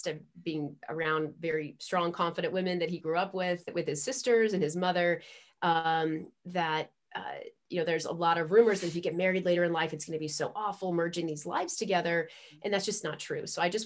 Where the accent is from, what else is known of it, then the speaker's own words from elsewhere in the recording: Northern Virginia, United States; I was born in Northern Virginia